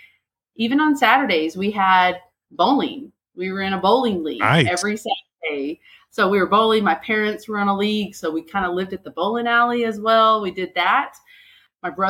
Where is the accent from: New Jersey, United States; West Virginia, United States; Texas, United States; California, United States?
Texas, United States; Denver City; I was born and raised in West Texas over in the Panhandle. And so I'm a small town West Texas girl. We had three stoplights, a little town called Denver City